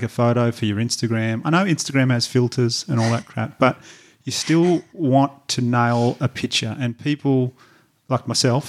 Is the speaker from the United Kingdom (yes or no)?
no; Batemans Bay, New South Wales, Australia; my hometown in Batemans Bay, New South Wales, you could do a great one there.